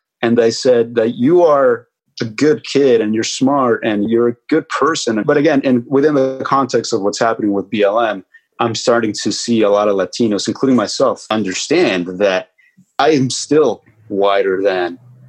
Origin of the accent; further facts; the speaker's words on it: Oakland, California, United States; also born or lived in Mexico; Well, I grew up partly in Mexico. I grew up both here in Oakland in California and in Mexico. I went to school in Mexico between kindergarten and seventh grade.